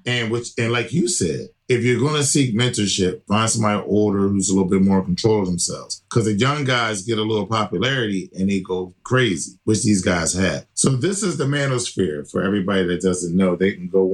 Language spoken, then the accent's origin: English; Philadelphia, Pennsylvania, United States; here in my hometown of Philly